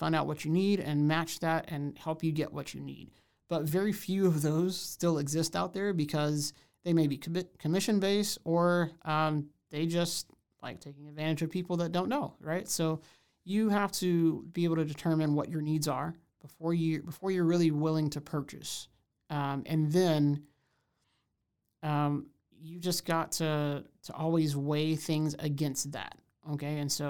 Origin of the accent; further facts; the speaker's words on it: Houston, Texas, United States; now in Waco, United States; I'm originally from Houston. So, you know, kind of huge place to smaller place.